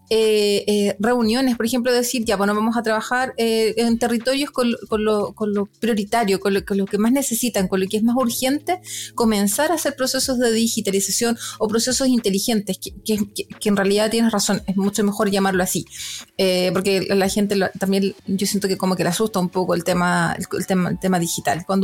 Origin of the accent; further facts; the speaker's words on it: Santiago, Santiago Metropolitan Region, Chile; now in Temuco, Chile; Yo vengo desde Santiago, pero Temuco para mí cuando llegué era una ciudad pequeña